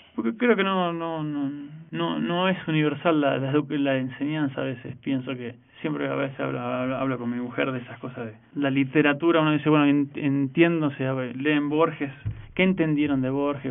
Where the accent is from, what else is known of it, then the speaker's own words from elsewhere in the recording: Argentina; now in Mexico; nosotros somos por ahí muy muy vehementes los argentinos